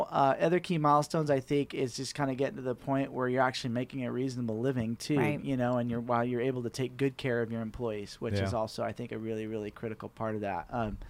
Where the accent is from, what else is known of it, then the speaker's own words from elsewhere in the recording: Green Valley Lake, California, United States; Live up in Green Valley Lake, up in the mountains.